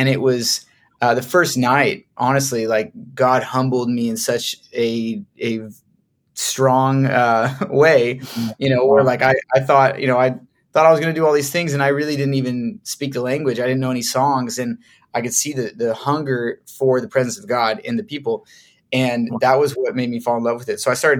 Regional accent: Southern California, United States; moved away as an adult; also born or lived in Houston / Medellin, Colombia / Florida; now in Nashville, United States; Yeah, well, I'm from Southern California. My family does not speak Spanish still.

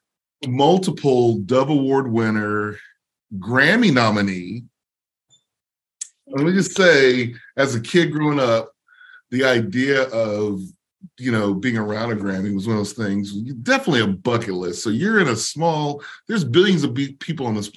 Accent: Massachusetts, United States; now in Nashville, United States; I grew up in Massachusetts

